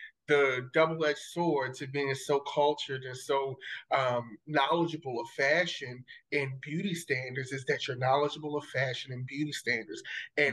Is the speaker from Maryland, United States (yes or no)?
yes; Baltimore, Maryland, United States; I grew up in Baltimore City, West Baltimore City.